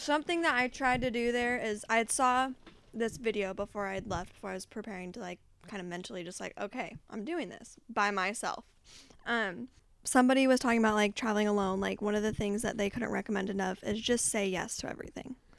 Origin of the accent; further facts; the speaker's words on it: United States; me being an American